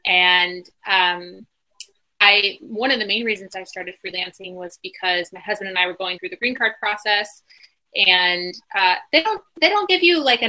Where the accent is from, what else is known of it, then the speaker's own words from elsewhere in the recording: Bloomington, Illinois, United States; So in 2017, we came back to sort of my hometown. We moved around a little bit growing up, but Bloomington, Illinois, dead center middle America, is where we accidentally ended up